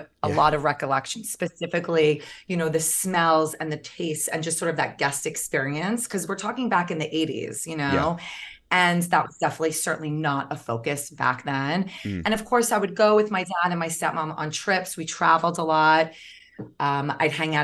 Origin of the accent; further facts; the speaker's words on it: New York, United States; also born or lived in Long Island / Manhattan / Garrison; I am a tried and true New Yorker. Grew up in New York